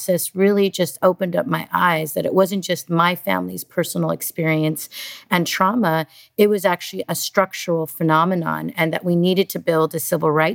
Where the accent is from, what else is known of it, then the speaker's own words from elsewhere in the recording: California, United States; I was born in California